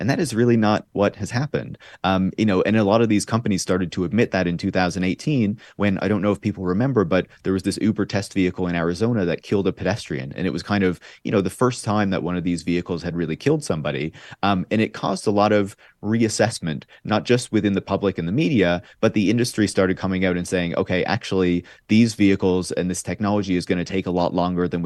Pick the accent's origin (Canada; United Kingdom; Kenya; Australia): Canada; Newfoundland and Labrador; I'm from Newfoundland and Labrador